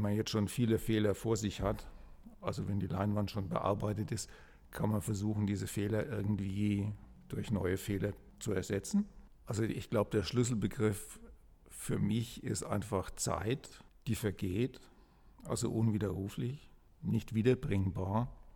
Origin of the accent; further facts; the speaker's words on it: Kronach, Bavaria, Germany; also born or lived in Frankfurt; zurückzukommen nach Kronach, wo ich aufgewachsen bin und eigentlich in meinem Elternhaus zu leben